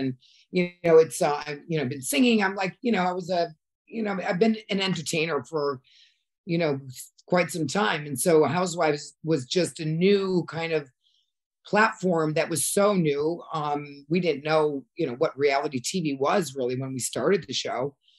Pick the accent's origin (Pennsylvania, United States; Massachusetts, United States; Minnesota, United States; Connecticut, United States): Connecticut, United States; moved away as an adult; also born or lived in New York / Europe; I grew up in Connecticut, and then I lived in New York, and then I moved to Europe. So at that point, you know, I speak three languages